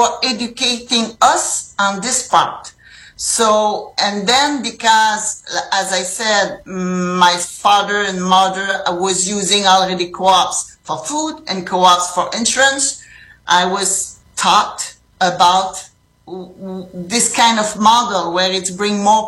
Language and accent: English; Rimouski, Quebec, Canada; now in Lévis, Canada; I grew up in the Rimouski. This is in the lower St. Lawrence River